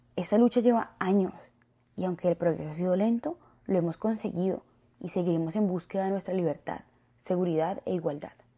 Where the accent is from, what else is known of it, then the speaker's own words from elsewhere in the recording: Colombia; nací en Latinoamérica